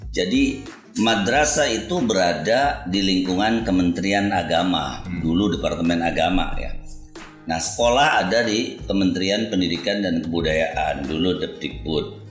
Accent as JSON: {"language": "Indonesian", "town": "Cirebon", "region": "West Java", "country": "Indonesia", "tie": "born or raised there", "also_born_or_lived": "Jakarta", "said": "saya dilahirkan di Cirebon"}